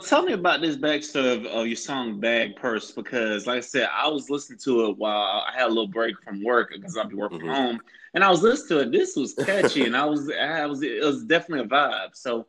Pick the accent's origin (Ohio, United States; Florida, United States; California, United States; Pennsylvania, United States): Florida, United States; I'm from Florida